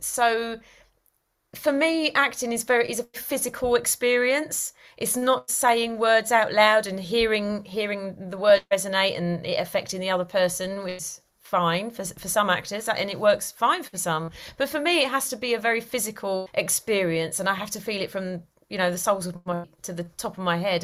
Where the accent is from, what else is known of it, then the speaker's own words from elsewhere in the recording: London, United Kingdom; moved away as an adult; now in Cotswolds, United Kingdom; I originate from London, from Easton, hence my accent